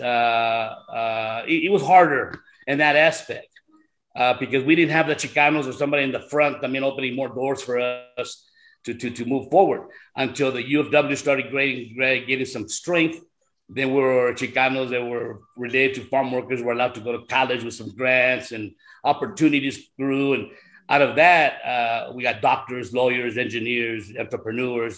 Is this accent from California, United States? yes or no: yes; California, United States; also born or lived in Brownsville, Texas; We moved to California in 1964. I was still a little kid